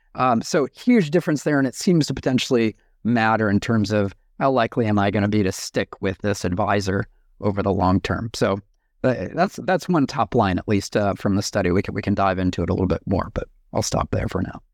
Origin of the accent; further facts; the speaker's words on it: United States; moved away as an adult; now in New Zealand; I'm an American, but I live in New Zealand